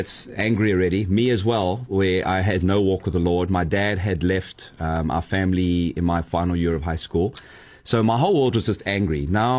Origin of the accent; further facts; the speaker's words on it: United States; Growing up in the United States, most young boys might want to be the new point guard or the new, you know, lead pitcher or the new quarterback.